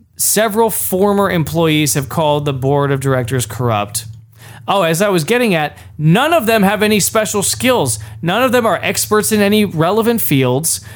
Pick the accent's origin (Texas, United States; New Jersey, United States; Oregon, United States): Texas, United States; I'm from Texas